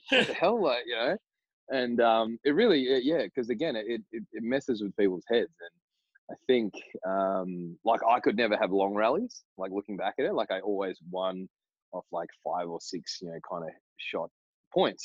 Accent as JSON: {"language": "English", "town": "Broome", "region": "Western Australia", "country": "Australia", "said": "We came down to Perth from Broome"}